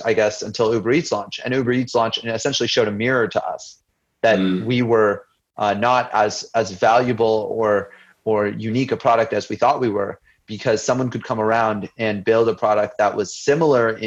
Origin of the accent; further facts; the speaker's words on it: United States; I grew up as an Indian immigrant to the United States